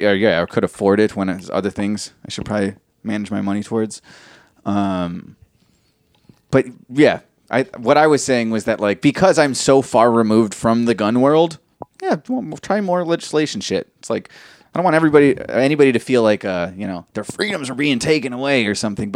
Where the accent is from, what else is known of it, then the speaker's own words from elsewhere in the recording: Chicago, Illinois, United States; and we're from Chicago